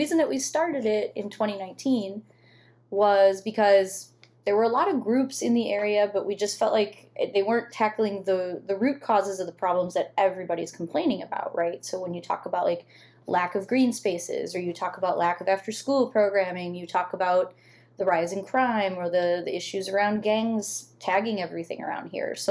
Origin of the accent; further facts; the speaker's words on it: Southwest suburbs of Chicago, Illinois, United States; moved away as an adult; also born or lived in McKinley Park, Chicago / Archer Heights, Chicago; now in Chicago, United States; before that, I was from the Southwest suburbs